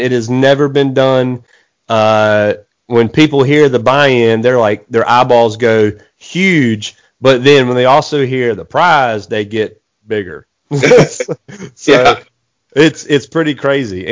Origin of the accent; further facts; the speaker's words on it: Eastern North Carolina, United States; I live in Eastern North Carolina